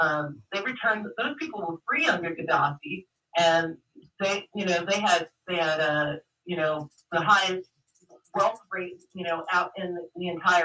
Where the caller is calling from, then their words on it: San Francisco, California, United States; Calling from San Francisco.